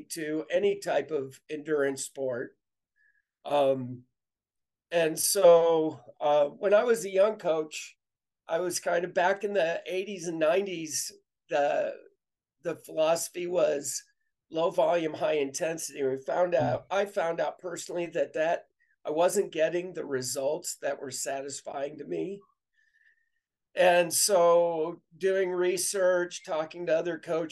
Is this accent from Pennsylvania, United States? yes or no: no; Western Illinois, United States; And so I grew up in Western Illinois.